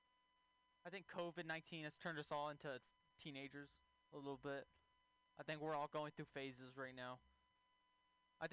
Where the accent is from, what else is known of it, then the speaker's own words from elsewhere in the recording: Texas, United States; moved away; I'm from Texas originally